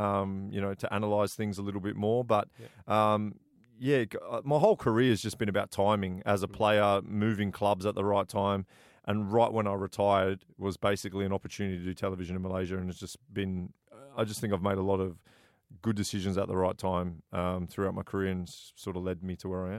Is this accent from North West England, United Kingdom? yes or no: yes; Blackburn, North West England, United Kingdom; born there; Yeah, I was born in England. Yeah. So I'm a big Blackburn Rovers fan.